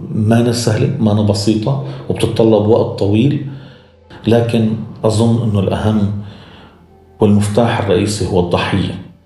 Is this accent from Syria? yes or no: yes; Syria; moved away as an adult; now in Berlin, Germany; مستقبلنا كسوريين